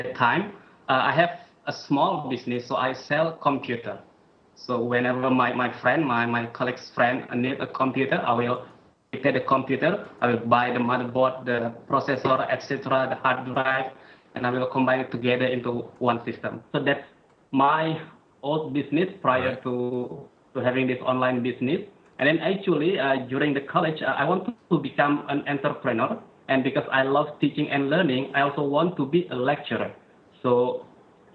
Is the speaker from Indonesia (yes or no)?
yes; North Sumatra, Indonesia; moved away as an adult; also born or lived in Jakarta, Indonesia; now in Singapore; I was born and raised in Indonesia. So I was born in an island called Sumatra, yeah, in North Sumatra